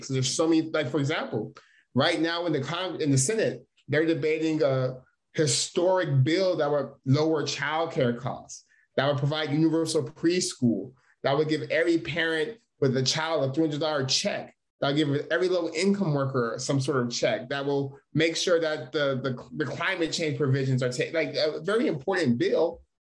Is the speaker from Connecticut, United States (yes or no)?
no; Stockton, California, United States; I was born and raised in Stockton, California